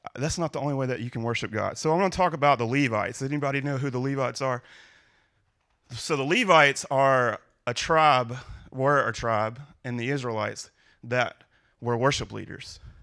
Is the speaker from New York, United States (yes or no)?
no; Louisiana, United States; now in Ohio, United States; I'm from Louisiana